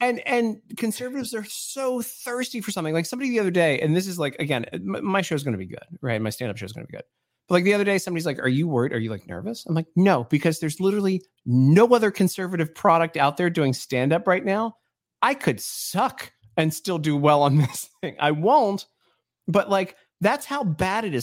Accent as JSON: {"language": "English", "town": "Baltimore", "region": "Maryland", "country": "United States", "tie": "born or raised there", "said": "I grew up in Baltimore, man. I grew up in the hood in Baltimore"}